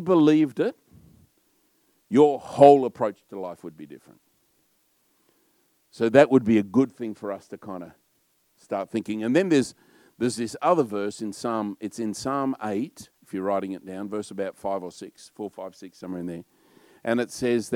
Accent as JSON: {"language": "English", "country": "Australia", "said": "I'm probably a bit loud and a bit Australian"}